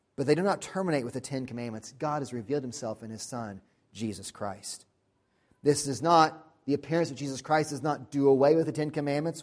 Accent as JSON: {"language": "English", "country": "United States", "said": "We're American"}